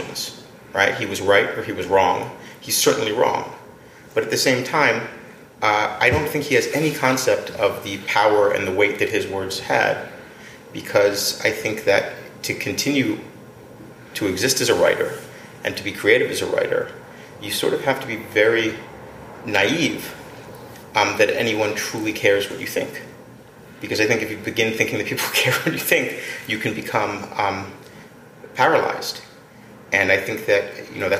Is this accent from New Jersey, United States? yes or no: yes; Atlantic City, New Jersey, United States; I grew up in Atlantic City